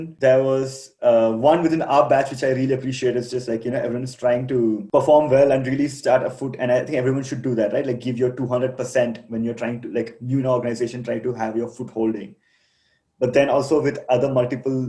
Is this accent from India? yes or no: yes; Kerala, India; moved away as an adult; also born or lived in Delhi; now in Rwanda; I come from Kerala